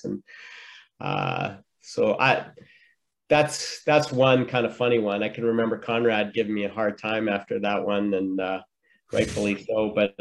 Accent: Red Deer, Alberta, Canada; moved away; back in Red Deer, my hometown

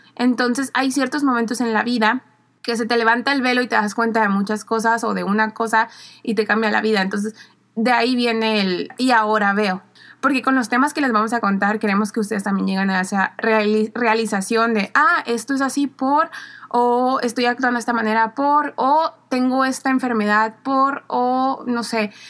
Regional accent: Mexicali, Baja California, Mexico; also born or lived in Madrid; somos de Mexicali, Baja California

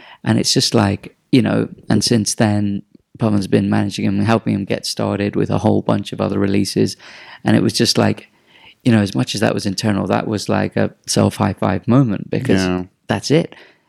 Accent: Dubai, United Arab Emirates; It's like, bro, I'm from Dubai. I know where you are.

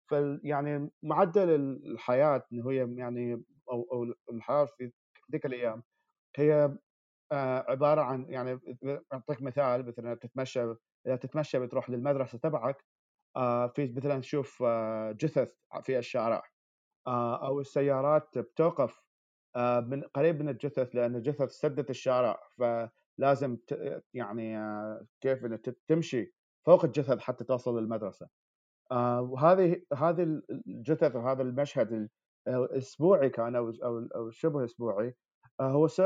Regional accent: Baghdad, Baghdad Governorate, Iraq; now in New York, United States; انا من مواليد 1991 آه، من محافظه باب اللي هي محافظه جنوب جنوب بغداد لكن ربيت في في في العاصمه في بغداد

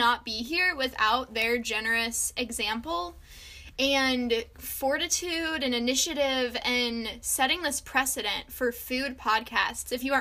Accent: Indianapolis, Indiana, United States; I'm from Indianapolis

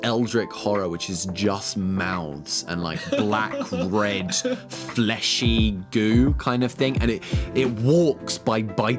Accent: United Kingdom; I'm British, so we call it jelly

